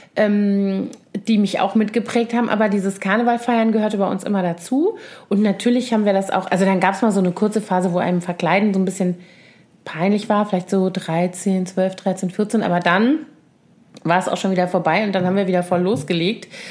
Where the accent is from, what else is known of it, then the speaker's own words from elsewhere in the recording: Koblenz, Rhineland-Palatinate, Germany; moved away as an adult; also born or lived in Bonn; now in Berlin, Germany; ich bin ja in Koblenz geboren und aufgewachsen, zur Schule gegangen, dann habe ich in Bonn studiert